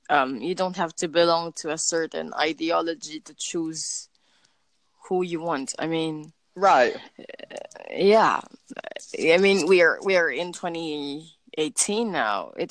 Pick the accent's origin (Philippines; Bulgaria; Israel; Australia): Philippines; Well, I'm from the Philippines.